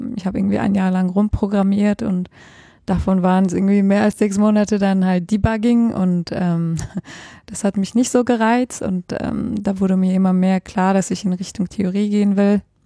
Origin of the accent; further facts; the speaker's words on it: Germany; moved away as an adult; also born or lived in Switzerland / Heidelberg; ursprünglich komme ich aus Deutschland